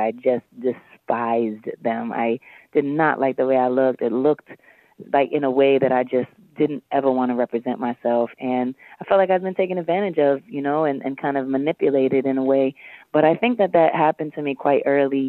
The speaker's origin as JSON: {"language": "English", "town": "New York City", "region": "New York", "country": "United States", "said": "I was 18, 19, and I had these cornrows, and I was from Harlem"}